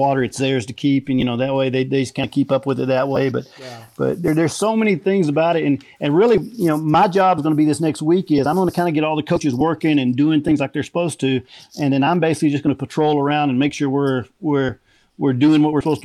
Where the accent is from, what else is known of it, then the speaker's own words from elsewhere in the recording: Waco, Texas, United States; I grew up in Waco.